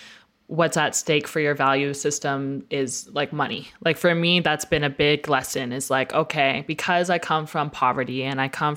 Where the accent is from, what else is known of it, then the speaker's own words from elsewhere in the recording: Medicine Hat, Alberta, Canada; I also didn't grow up within my First Nations community. I grew up in Medicine Hat, Alberta, which is a predominantly white community. Same thing, like my family was pretty much the only brown family that was there.